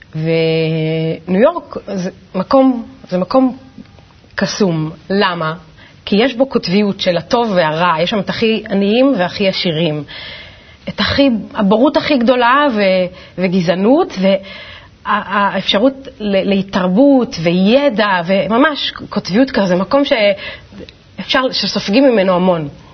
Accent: Ganei Tikva, Central District, Israel; גדלתי בגני תקווה, במשפחה מסורתית

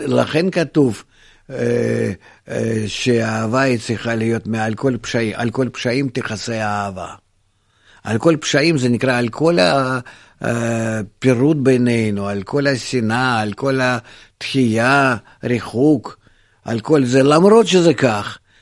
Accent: Israel; אני גדלתי בישראל

